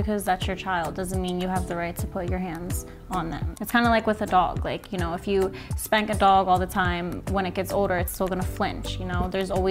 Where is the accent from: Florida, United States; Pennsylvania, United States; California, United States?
Pennsylvania, United States; Philadelphia; I'm 27 years old, and I'm from Philadelphia.